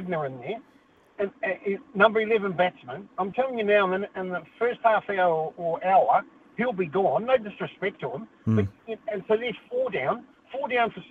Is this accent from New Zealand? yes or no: yes; New Zealand; I'm a Kiwi